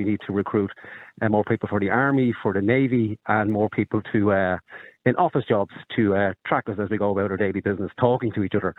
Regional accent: Ireland; I am Irish.

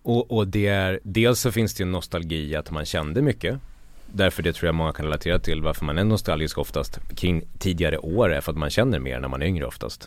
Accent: Borlänge, Dalarna County, Sweden; jag kommer från Borlänge och landsbygden

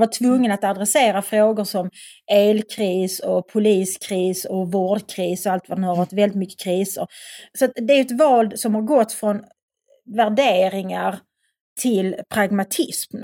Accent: Malmö, Skåne, Sweden; jag, kommer från Skåne, jag är uppväxt i Malmö.

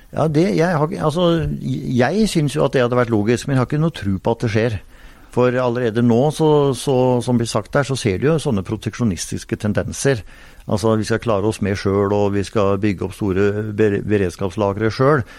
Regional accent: Telemark, Norway; der jeg kommer fra, på Hardangervidda i Telemark

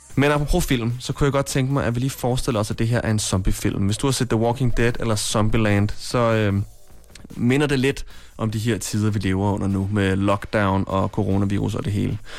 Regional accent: Copenhagen, Capital Region of Denmark, Denmark; Jeg er fra København.

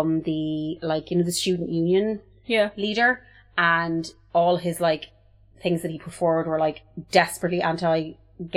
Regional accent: Multyfarnham, Leinster, Ireland; where I'm from Multifarnham in Longford

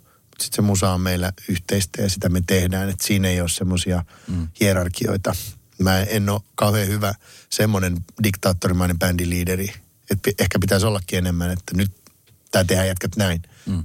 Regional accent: Kouvola, Kymenlaakso, Finland; mä oon itse Kouvolasta kotosi

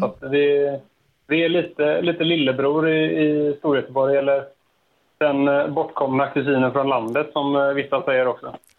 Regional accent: Landvetter, Västra Götaland, Sweden; jag är uppvuxen eh, en bit öster om eh, Göteborg. Det är ingen hemlighet. Landvetter.

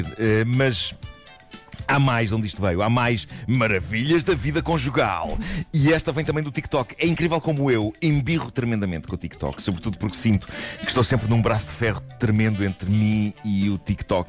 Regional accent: Lisbon, Portugal; Na minha juventude em Benfica

